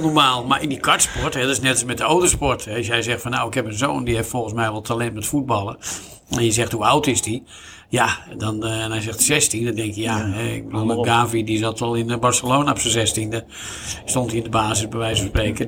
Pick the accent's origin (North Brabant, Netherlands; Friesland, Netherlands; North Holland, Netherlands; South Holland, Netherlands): North Holland, Netherlands; Zandvoort; hier in mijn, zeg maar, mijn geboorteplaats, letterlijk, locatie van Rob Slotenmaker, de slipschool